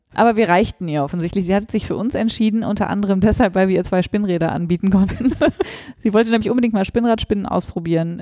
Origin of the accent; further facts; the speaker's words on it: Northern Germany, Germany; bei uns in Norddeutschland